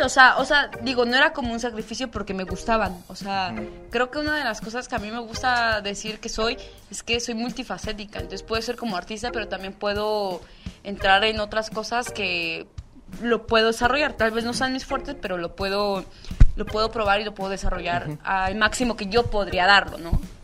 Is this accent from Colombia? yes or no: no; San Mateo Macuilxóchitl, Oaxaca, Mexico; yo soy de San Mateo Maculsochit, o sea, ahí me desarrollé toda mi vida, toda mi infancia así